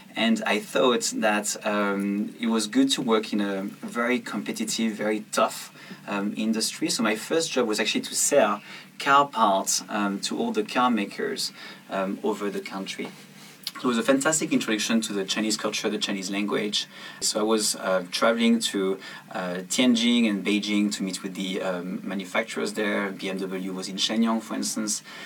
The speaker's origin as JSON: {"language": "English", "region": "south of France", "country": "France", "tie": "born or raised there", "moved": "yes", "said": "I went back to my hometown uh, in the south of France and I decided to go and, and clean my childhood room"}